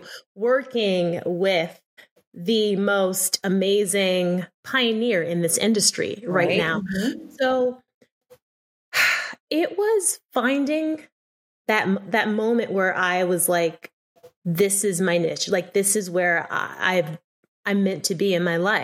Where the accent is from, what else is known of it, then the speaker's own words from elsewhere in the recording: Philadelphia, Pennsylvania, United States; moved away as an adult; now in New York, United States; I'm from Philadelphia